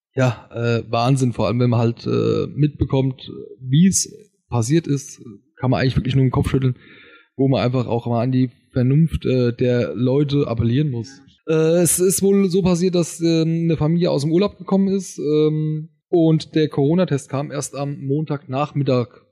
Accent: Wetterau, Hesse, Germany; bei uns in der Wetterau

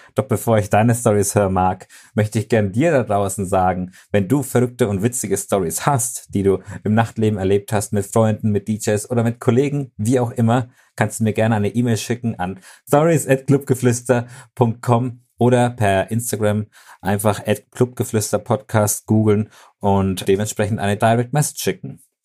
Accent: Germany; bei uns in Deutschland

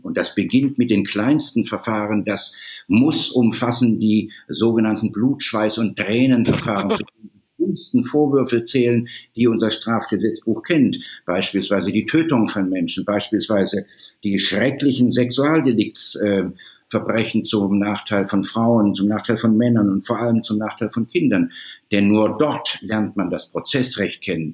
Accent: Baden-Württemberg, Germany; moved away as an adult; also born or lived in Sydney, Australia; now in Hamburg, Germany; nach Südbaden, wo ich herstamme

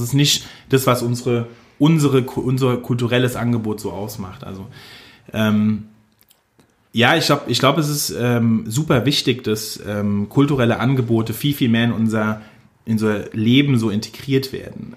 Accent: Mainz, Rhineland-Palatinate, Germany; also born or lived in Wiesbaden / Nierstein; ich komme aus Mainz und finde Mainz geil

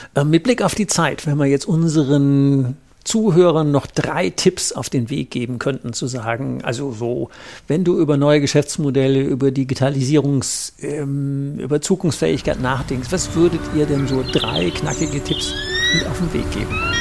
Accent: Rhineland, Germany; bei uns im Rheinland

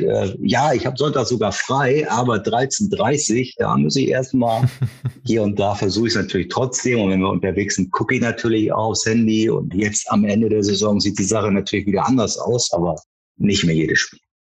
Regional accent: Hamburg, Germany; also born or lived in Baden-Württemberg; ich bin in, in Wandsbek aufgewachsen

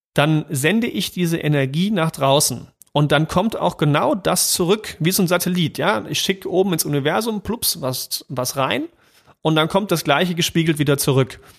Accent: East Germany, Germany; ich bin ja im Osten geboren

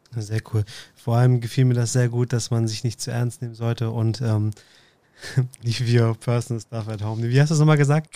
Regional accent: Northern Germany, Germany; Ich komme aus dem Norden

